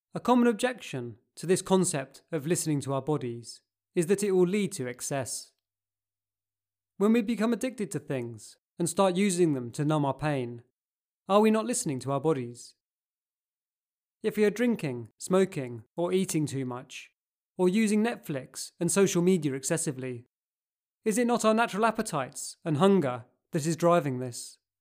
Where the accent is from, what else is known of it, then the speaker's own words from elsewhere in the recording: Cambridge, East of England, United Kingdom; growing up in Cambridge